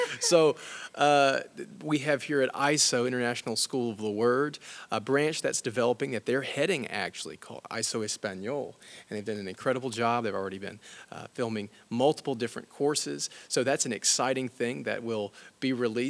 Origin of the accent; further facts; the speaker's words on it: Alabama, United States; I come from Alabama